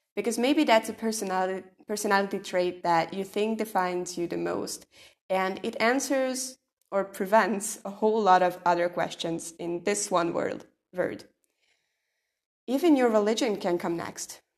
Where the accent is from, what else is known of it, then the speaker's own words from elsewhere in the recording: Hungary; I'm from Hungary